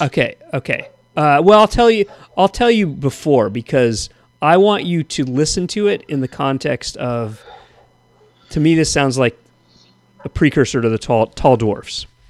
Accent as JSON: {"language": "English", "town": "Thousand Oaks", "region": "California", "country": "United States", "tie": "born or raised there", "said": "when I grew up in Thousand Oaks"}